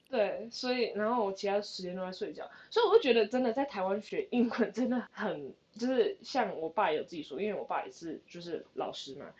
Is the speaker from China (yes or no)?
no; Canada; 我其实是从加拿大来